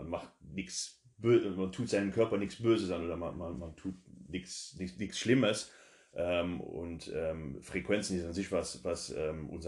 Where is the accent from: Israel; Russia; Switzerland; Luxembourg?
Luxembourg; German is a second language; komme aus Luxemburg.